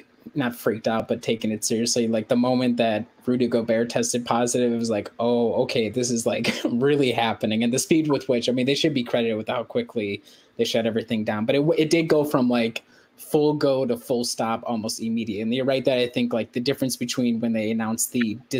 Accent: outside Milwaukee, Wisconsin, United States; as somebody who only lived like 15 minutes outside of Milwaukee

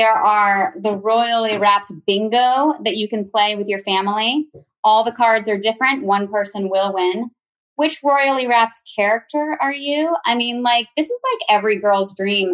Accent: Virginia, United States; I am now a mom of 4 and I am from Virginia

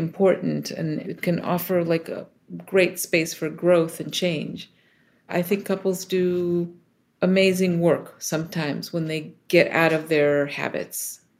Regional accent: Israel; moved away as an adult; now in United States; I was born in the States and then moved to Israel as a kid, and then lived in a few other places, and then ultimately came back to the States for grad school.

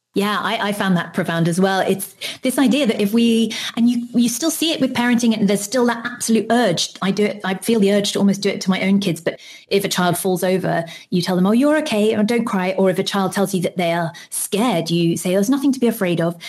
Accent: United Kingdom; I'm British

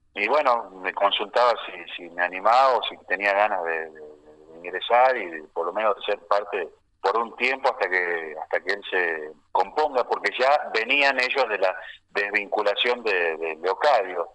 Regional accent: Buenos Aires, Argentina; Nosotros nacimos todos en Buenos Aires. Yo nací en Capital Federal porque mi viejo hace muchos años que vive acá en Buenos Aires

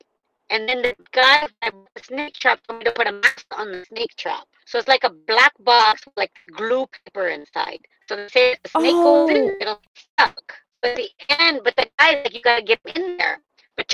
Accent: Leicester, East Midlands, United Kingdom; born there; now in United States; I was born in Leicester.

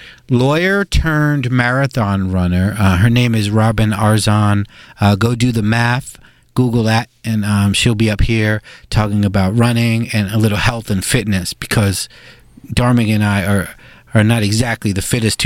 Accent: New York City, New York, United States; as I am a New Yorker.

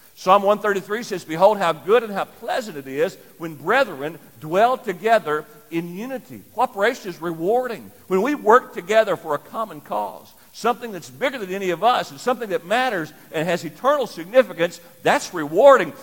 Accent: Lyon County, Kentucky, United States; moved away as an adult; also born or lived in Indianapolis, Indiana; I grew up in Lyon County, Kentucky, but worked in Indianapolis for a number of years

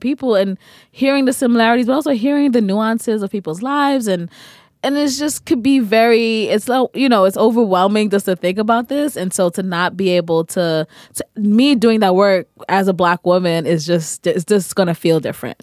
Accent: New York, United States; I'm also from New York

